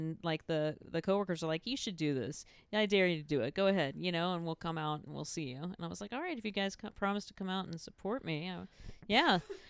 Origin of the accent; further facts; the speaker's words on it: Houston, Texas, United States; I was doing like improv and like theater and musicals and stuff like that in Houston.